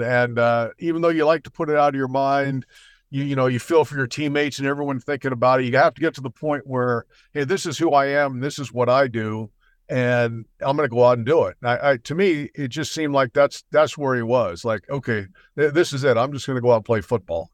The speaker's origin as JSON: {"language": "English", "region": "New York", "country": "United States", "tie": "born or raised there", "said": "I was born in New York"}